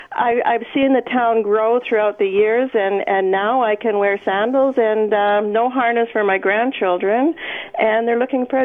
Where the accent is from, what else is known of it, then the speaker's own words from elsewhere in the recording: Edmonton, Alberta, Canada; moved away as an adult; now in Bruderheim, Canada; we moved in here in Bruderheim in 1976, and I was born and raised in Edmonton.